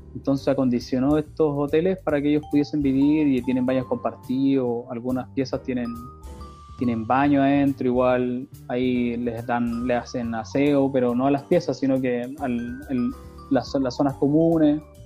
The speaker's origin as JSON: {"language": "Spanish", "country": "Chile", "moved": "as an adult", "lives_now": "Canada", "said": "En Chile tenía una vida relativamente"}